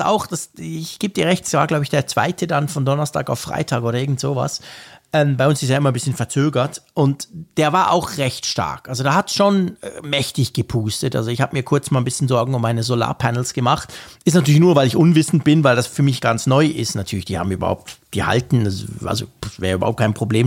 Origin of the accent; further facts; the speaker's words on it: Switzerland; also born or lived in Bern; als Schweizer aus den Bergen